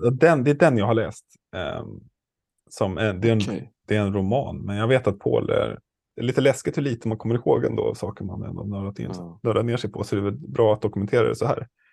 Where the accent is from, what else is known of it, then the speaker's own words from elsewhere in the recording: Stockholm, Stockholm County, Sweden; jag är ju stockholmare